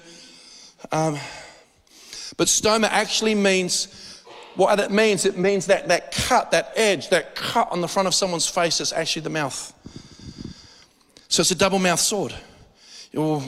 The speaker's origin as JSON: {"language": "English", "town": "Adelaide", "region": "South Australia", "country": "Australia", "tie": "born or raised there", "said": "not just as an Australian, but born and bred in Adelaide"}